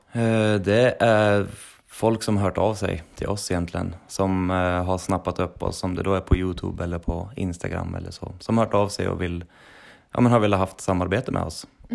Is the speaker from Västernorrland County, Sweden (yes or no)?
yes; Sundsvall, Västernorrland County, Sweden; moved away as an adult; also born or lived in Trondheim, Norway; Vi är från Sundsvall allihopa.